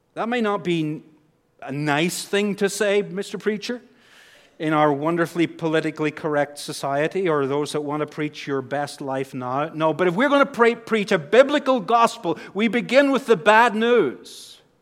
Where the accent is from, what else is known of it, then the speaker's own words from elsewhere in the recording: Northern Ireland, United Kingdom; accent: Northern Irish; moved away; with my accent back home, I would say the power of God. I'm, I'm stretching it now into two syllables as the accent changes. The power of God. We say in Northern Ireland